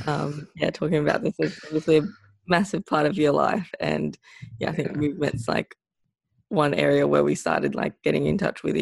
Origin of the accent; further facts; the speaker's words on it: Philippines; growing up in the Philippines, I was fortunate enough to go to the provinces and live in the mountains with different communities